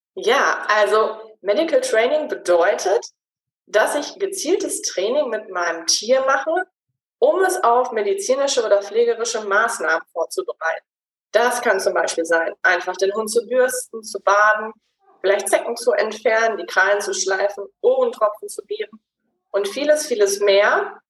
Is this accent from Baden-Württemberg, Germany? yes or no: no; Gütersloh, North Rhine-Westphalia, Germany; moved away as an adult; also born or lived in Switzerland; Ich komme ursprünglich aus Gütersloh bin der Liebe wegen in die Schweiz gezogen und dann allerdings wieder in die Heimat zurück